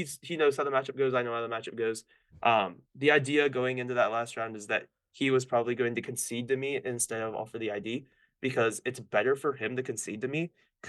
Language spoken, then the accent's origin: English; Florida, United States; I was always from Florida